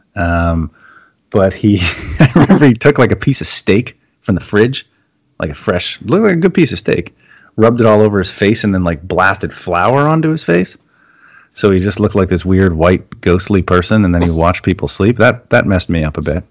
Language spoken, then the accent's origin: English; Canada; I'm Canadian